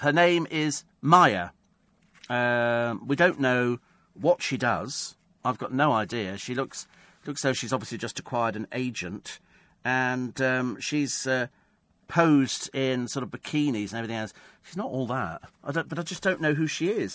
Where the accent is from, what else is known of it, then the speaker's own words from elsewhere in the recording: United Kingdom; Because we're British. We're British.